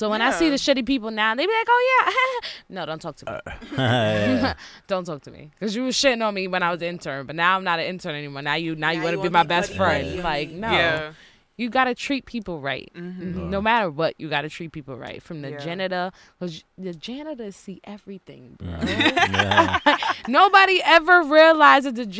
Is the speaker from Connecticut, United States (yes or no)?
no; New York, United States; New York girls are always dope